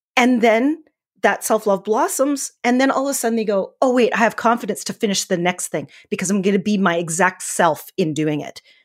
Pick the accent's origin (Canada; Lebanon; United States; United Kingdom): Canada; Northern Alberta; I'm from Northern Alberta, Canada, so we have a lot of wheat fields